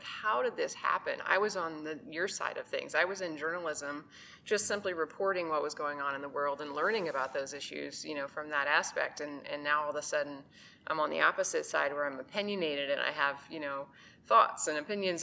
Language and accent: English; Indianapolis, Indiana, United States; moved away as an adult; also born or lived in New York City; I grew up in Indianapolis, Indiana